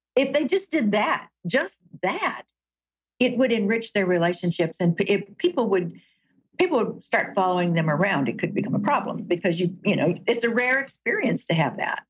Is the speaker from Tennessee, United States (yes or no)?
yes; Chattanooga, Tennessee, United States; now in Seattle, United States; I grew up in Chattanooga, Tennessee